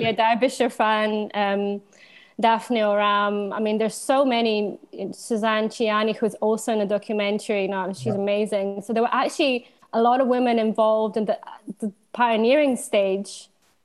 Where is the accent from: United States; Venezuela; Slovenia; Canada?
Slovenia; Ljubljana; moved away as an adult; also born or lived in London; now in Glasgow, United Kingdom; So I'm originally from Slovenia. I'm from Ljubljana, Slovenia